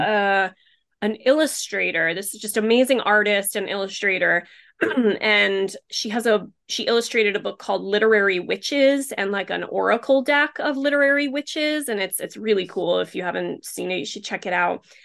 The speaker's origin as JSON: {"language": "English", "region": "Rhode Island", "country": "United States", "tie": "born or raised there", "said": "my own hometown because I do live in a very very much a beach community"}